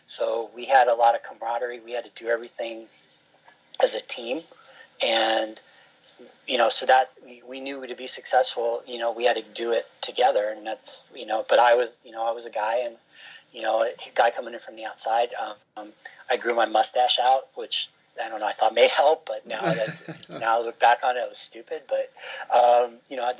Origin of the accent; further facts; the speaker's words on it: New York City, New York, United States; moved away as an adult; also born or lived in Fargo, North Dakota; now in Northridge, United States; In New York, I'm from Flushing, which is in the borough of Queens, 8 million people